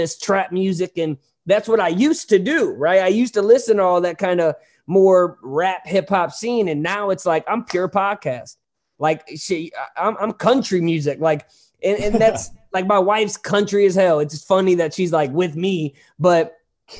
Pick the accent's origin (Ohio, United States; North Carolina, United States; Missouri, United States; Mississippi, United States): Missouri, United States; Hazelwood; also born or lived in Hollywood, California; I'm from St. Louis, but Hazelwood, it's a town in St. Louis